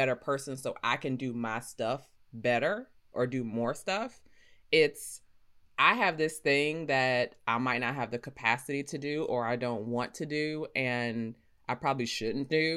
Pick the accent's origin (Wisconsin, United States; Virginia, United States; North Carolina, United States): North Carolina, United States; Rocky Mount; growing up, like, you know me, I'm from Rocky Mount. Like, we ain't have money